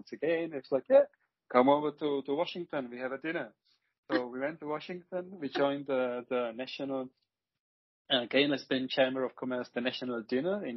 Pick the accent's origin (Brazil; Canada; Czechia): Czechia; moved away as an adult; now in Vienna, Austria; my heritage and my origin goes back to Czech Republic, and when I was now counting, born in 77, I spent a little more than half of my lifetime in Czech Republic, and now you're around 20 years in Austria